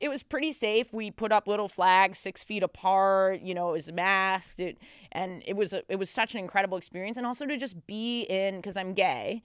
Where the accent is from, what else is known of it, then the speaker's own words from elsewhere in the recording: New York City, New York, United States; I'm a native New Yorker